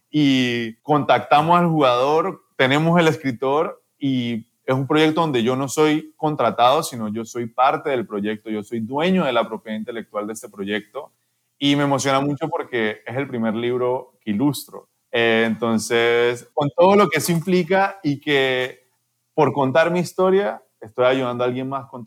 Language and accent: Spanish; Panama; also born or lived in Colombia; Yo nací en Colombia, pero de verdad yo soy panameño, yo soy artista panameño.